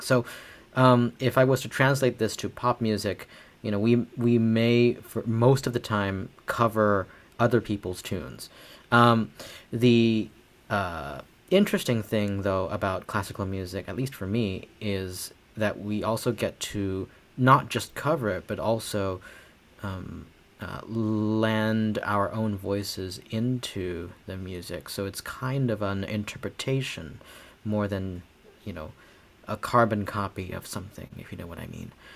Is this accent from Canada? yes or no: no; Beijing, China; moved away as an adult; also born or lived in Hangzhou, Zhejiang, China / Cincinnati, United States; now in Bloomington, United States; So I moved with my family to Beijing uh, from my hometown of Hangzhou in China um, at the age of nine